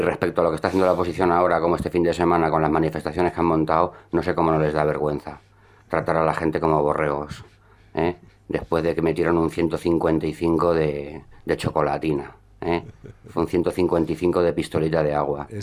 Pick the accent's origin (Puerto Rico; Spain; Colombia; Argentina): Spain; also born or lived in Catalonia